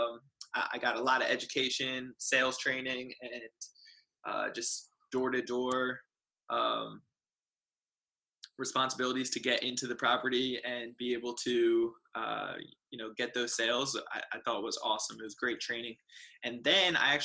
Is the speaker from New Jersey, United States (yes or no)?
yes; New Jersey, United States; moved away as an adult; now in San Diego, United States; I am originally from New Jersey, and I moved out to the amazing sunny San Diego, California about 7 years ago